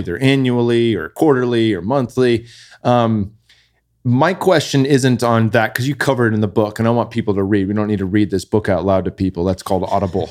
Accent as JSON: {"language": "English", "area": "Bay Area", "region": "California", "country": "United States", "tie": "born or raised there", "said": "we grew up in the Bay Area, pinch and pennies, living in apartments and condos"}